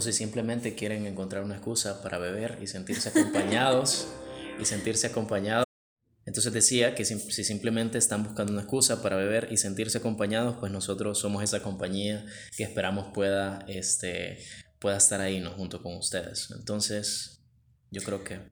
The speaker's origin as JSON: {"language": "Spanish", "town": "Tegucigalpa", "region": "Francisco Morazán", "country": "Honduras", "tie": "born or raised there", "said": "creo que ambos nacimos en Tegucigalpa. Ah, yo nací en el barrio La Guadalupe y pues crecí en el seno de una iglesia"}